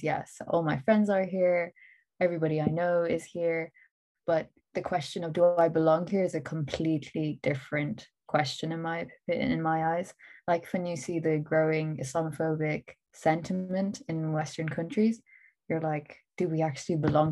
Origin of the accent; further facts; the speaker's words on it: Ireland; Irish Pakistani children